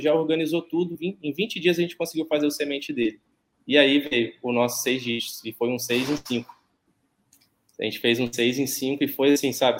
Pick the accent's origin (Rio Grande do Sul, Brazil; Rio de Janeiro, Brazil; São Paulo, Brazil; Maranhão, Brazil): Rio de Janeiro, Brazil; Barra Mansa; Eu sou de, de Barra Mansa, no, no sul do estado do Rio